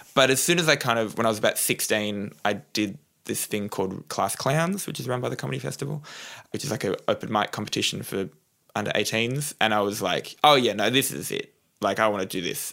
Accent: Newcastle, New South Wales, Australia; I grew up in Newcastle, New South Wales, on the coast.

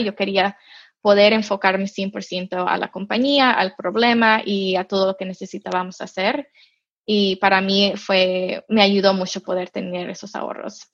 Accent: Mexico; now in United States; yo nací en México, yo crecí en México

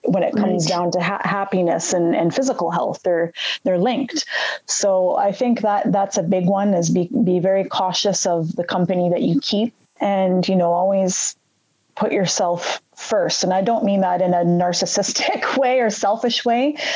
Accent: Red Deer, Alberta, Canada; I grew up actually in Alberta, a small city right in between Calgary and Edmonton in Alberta, Canada, called Red Deer, Red Deer, Alberta

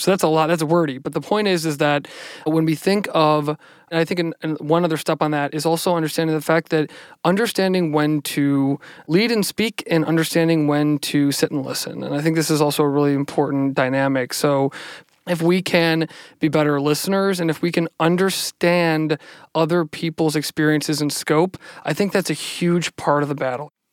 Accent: Cleveland, Ohio, United States; also born or lived in Madrid, Spain; I grew up on Cleveland's northeast side in the North Collingwood neighborhood.

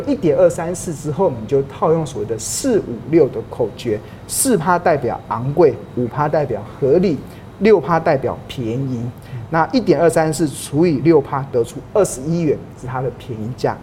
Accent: Taiwan; 身为台湾人啊，其实我们哪里都跑不了

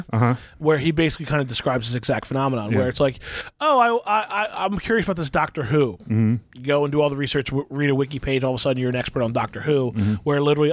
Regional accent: Central New Jersey, United States; I grew up in Central, I went to school in Central Jersey and New Brunswick

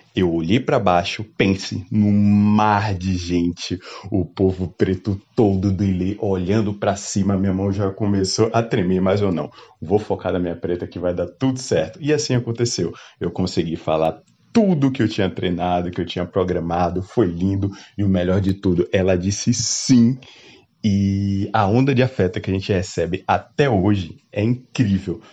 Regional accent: Salvador, Bahia, Brazil; eu sou natural de Salvador

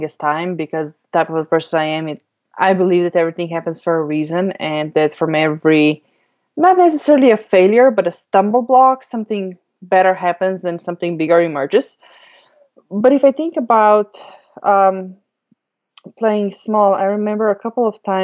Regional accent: Slovenia; moved away; I grew up in Europe, in Slovenia, which is a teeny tiny country

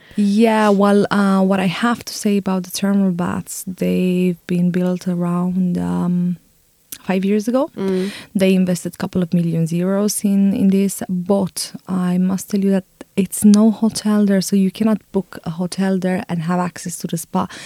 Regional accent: Bucharest, Romania; now in Dublin, Ireland; I'm exactly from Bucharest

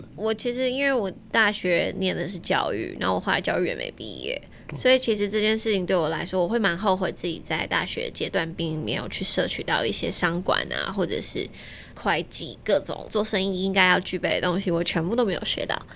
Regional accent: Taiwan; 我们班十三个人，只有我一个台湾人

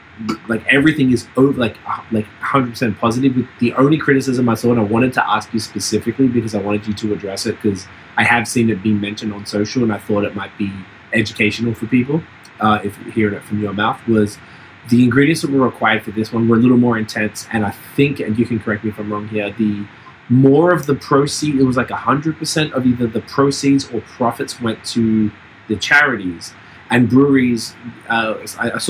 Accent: Australia; moved away; I'm from Australia

